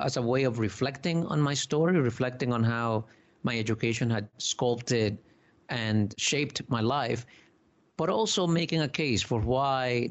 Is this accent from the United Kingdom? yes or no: no; Dominican Republic; now in United States; I was born in the Dominican Republic, you know, an island